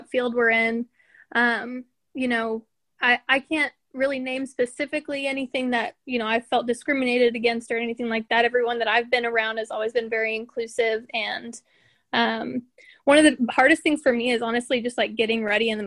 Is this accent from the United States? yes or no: yes; Tulsa, Oklahoma, United States; I am from Tulsa, Oklahoma